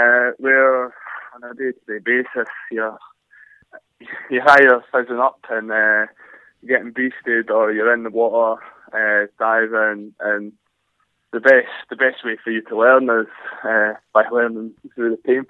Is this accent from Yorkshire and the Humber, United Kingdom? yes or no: no; Glenrothes, Scotland, United Kingdom; So I come from Glenrothes, and that is in Fife, in the east coast of Scotland. Just lived a normal childhood, playing football, running about the hills, running about the farms.